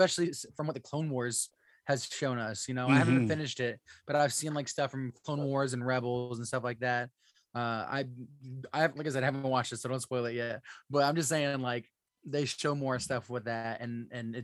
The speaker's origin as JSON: {"language": "English", "region": "Florida", "country": "United States", "said": "I'm from Florida. Sand is all around us. We had nothing but sand"}